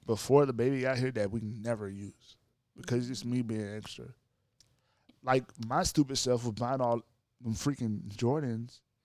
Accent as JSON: {"language": "English", "region": "Louisiana", "country": "United States", "said": "my home state"}